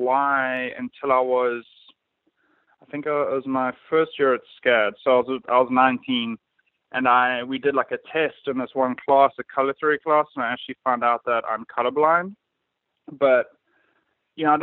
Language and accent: English; South Africa; moved away as an adult; also born or lived in Savannah, Georgia; now in Atlanta, United States; I'm originally from South Africa